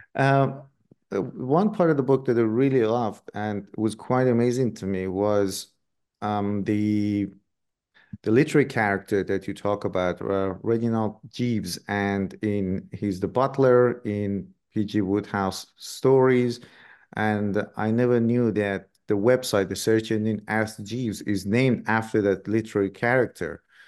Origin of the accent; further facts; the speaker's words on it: Iran; moved away; I grew up in Iran myself